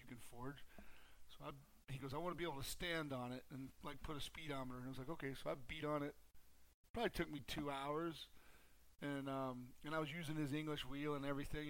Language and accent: English; Charleston, South Carolina, United States; moved away; I grew up down in Charleston, South Carolina.